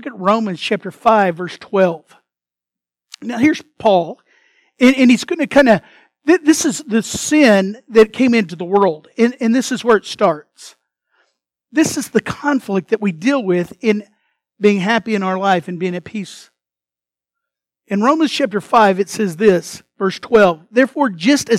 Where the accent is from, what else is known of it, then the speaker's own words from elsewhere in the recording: United States; first language English; I was born in America